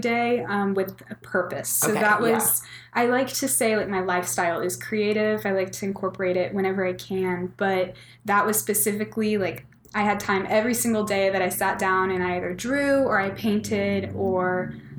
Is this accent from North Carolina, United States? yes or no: no; Dallas, Texas, United States; also born or lived in Dripping Springs, Texas; now in Austin, United States; I'm from Dallas originally, but I moved to Dripping Springs when I was in middle school